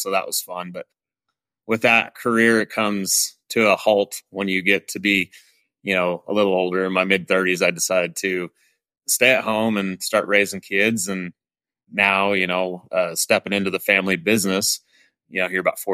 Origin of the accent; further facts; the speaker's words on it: Jerome, Idaho, United States; born and raised in Southern Idaho. I was born in Jerome, Idaho